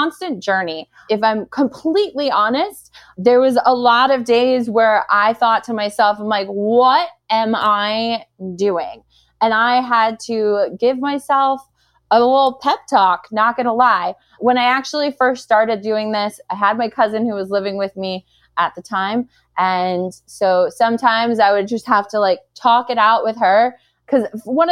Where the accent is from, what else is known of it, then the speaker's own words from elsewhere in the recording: New York City, New York, United States; I am a girl from Brooklyn